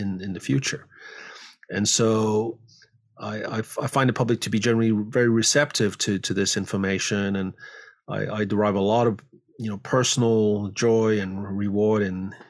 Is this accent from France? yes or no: yes; France; moved away as an adult; also born or lived in Paris, France / Ithaca, New York, United States; now in San Francisco Bay Area, United States; I grew up in France.